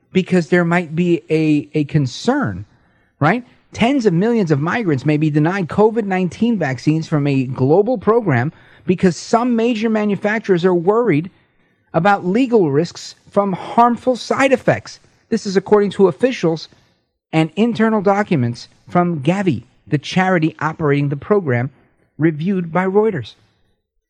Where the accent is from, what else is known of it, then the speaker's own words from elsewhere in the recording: New Jersey, United States; also born or lived in Brooklyn, New York; I was born in Brooklyn and moved across the river to New Jersey and did, high school over here